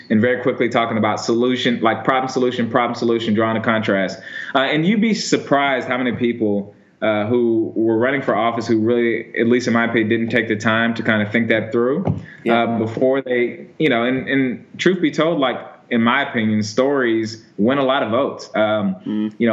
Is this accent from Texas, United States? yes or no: yes; Houston, Texas, United States; also born or lived in California; So I was born in California, and my parents are uh, Coast Guard. So I've I've lived in like a bunch of different coastal cities, but we moved to Houston when I was in elementary school.